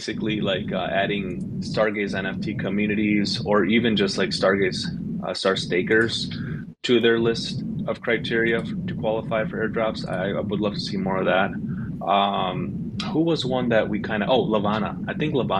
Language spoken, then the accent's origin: English; Michigan, United States; I'm from Michigan. I'm from the US